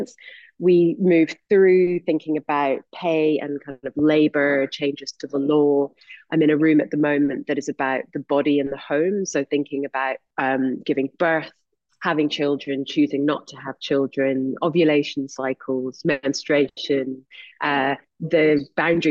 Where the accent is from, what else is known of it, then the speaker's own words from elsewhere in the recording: Scotland, United Kingdom; I went to university in Scotland because I'm Scottish